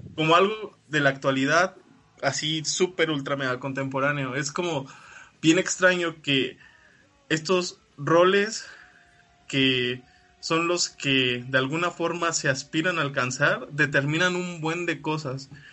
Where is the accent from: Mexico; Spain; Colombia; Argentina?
Mexico; uno como latinoamericano, mexicano